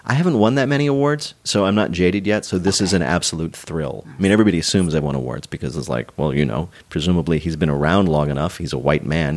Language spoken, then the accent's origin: English; New Jersey, United States; moved away as an adult; also born or lived in New York; I grew up in the New Jersey suburbs